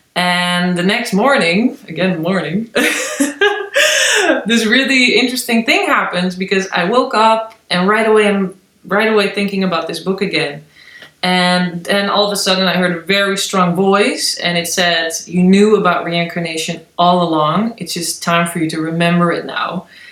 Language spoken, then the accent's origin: English; Netherlands; now in Berlin, Germany; I'm from the Netherlands originally.